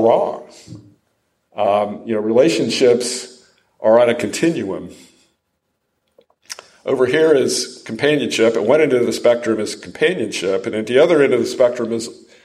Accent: Ohio, United States; also born or lived in Rochester, New York / Detroit; now in Franklin, United States; I grew up in Ohio, so I was a Yankee.

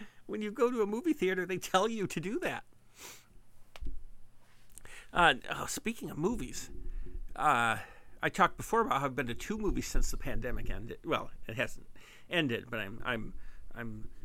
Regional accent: Michigan, United States; I'm from Michigan.

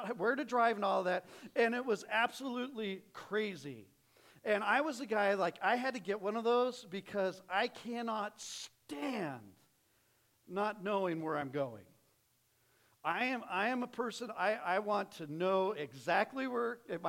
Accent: Phoenix, Arizona, United States; moved away as an adult; so I grew up in Phoenix, came out here for college

